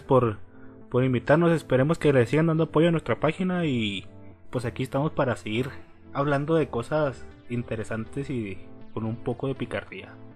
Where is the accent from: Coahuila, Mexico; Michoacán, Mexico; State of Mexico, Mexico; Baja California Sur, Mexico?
Coahuila, Mexico; Torreón; yo soy de Torreón